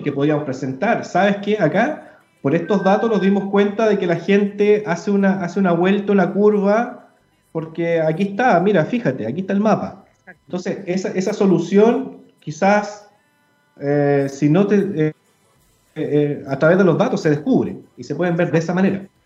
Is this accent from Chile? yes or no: yes; Chile; culturalmente lo tenemos asumido como, como, chilenos, como sudamericanos